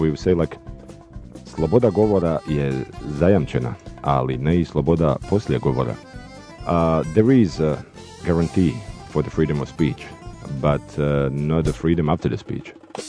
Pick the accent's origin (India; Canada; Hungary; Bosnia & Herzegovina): Bosnia & Herzegovina; Sarajevo; I'm coming from Sarajevo, capital of Bosnia, where I work as a local guide and as a journalist.